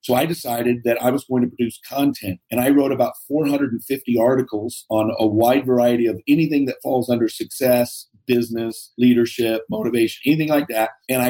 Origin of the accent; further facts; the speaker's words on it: Seattle, Washington, United States; So born and raised in Seattle. So crazy upbringing.